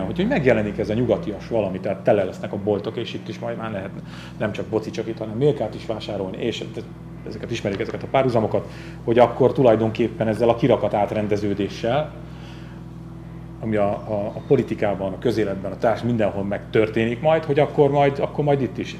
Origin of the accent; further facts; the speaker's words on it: Borsod-Abaúj-Zemplén, Hungary; én, mint Zempléni